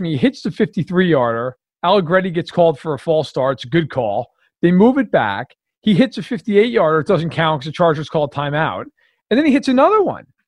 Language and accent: English; New York, United States; I grew up in New York